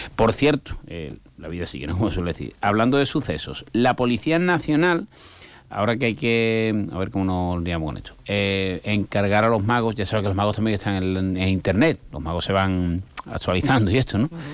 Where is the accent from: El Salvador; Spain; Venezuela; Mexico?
Spain; Guadiaro, Andalusia; mi pueblo de nacimiento, que es Guadiaro